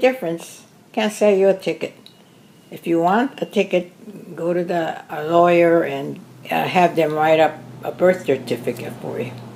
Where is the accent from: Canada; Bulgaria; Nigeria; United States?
United States; I'm an American-born Japanese-American